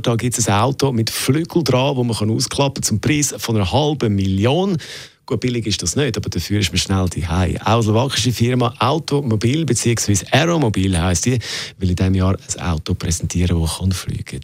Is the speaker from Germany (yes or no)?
no; Switzerland; bei uns in der Schweiz